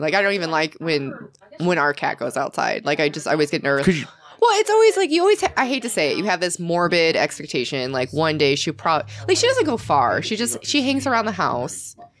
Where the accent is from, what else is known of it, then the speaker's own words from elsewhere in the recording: Chicagoland area, Illinois, United States; also born or lived in Long Beach, California / Sacramento, California; now in Texas, United States; I grew up in Illinois. Okay. Chicagoland area.